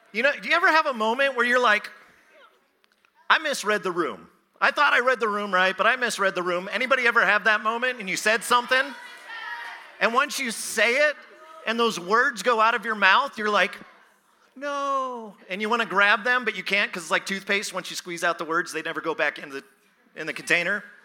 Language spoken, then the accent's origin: English; Phoenix, Arizona, United States; I am from Phoenix